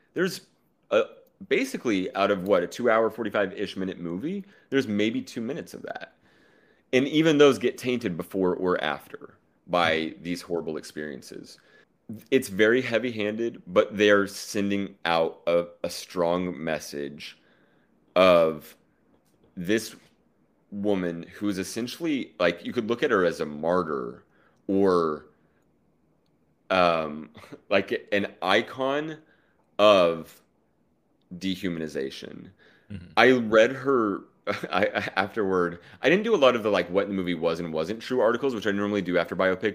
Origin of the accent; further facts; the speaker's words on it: Oklahoma, United States; now in New York, United States; I'm from Oklahoma